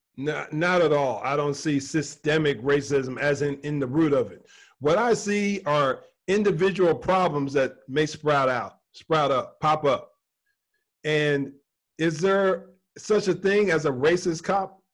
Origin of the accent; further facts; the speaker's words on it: New Jersey, United States; moved away; also born or lived in South Carolina; I dealt with more racism growing up in New Jersey than I did when we moved to South Carolina